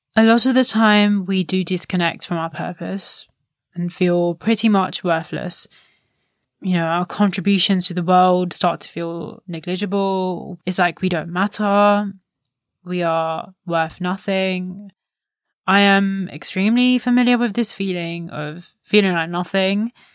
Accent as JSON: {"language": "English", "country": "India", "said": "As an Indian daughter, the eldest daughter of the house"}